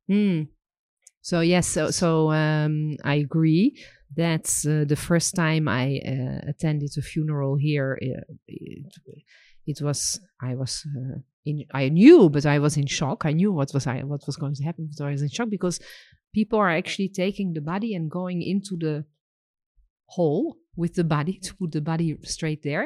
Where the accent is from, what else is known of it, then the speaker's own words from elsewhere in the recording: Netherlands; also born or lived in France; now in Israel; I was born in Holland.